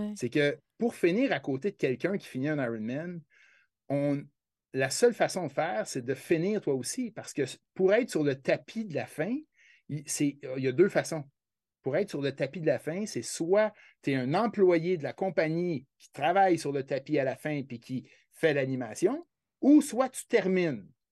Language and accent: French; Quebec, Canada